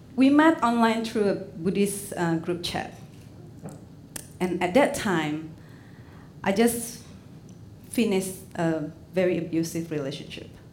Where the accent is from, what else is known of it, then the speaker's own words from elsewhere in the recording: Indonesia; English is a second language; moved away as an adult; now in Portland, United States; Back in Indonesia, I mean, I'm fluent in Indonesian and Chinese